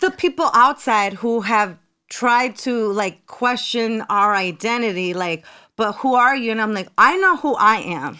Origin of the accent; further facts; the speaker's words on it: North Bergen, New Jersey, United States; accent: New York; moved away as an adult; also born or lived in Miami; grew up in North Bergen, New Jersey